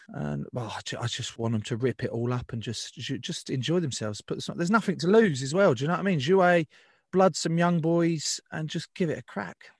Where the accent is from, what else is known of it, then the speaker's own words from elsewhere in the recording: England, United Kingdom; as an Englishman